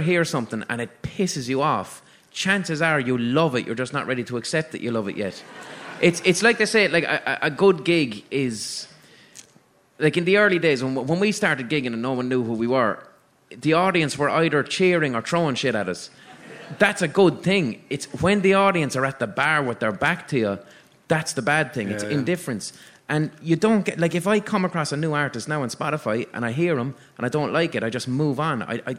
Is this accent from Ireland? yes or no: yes; Dublin, Leinster, Ireland; accent: Dublin; As soon as he heard my Dublin accent, lit up and said, "The Commitments, …."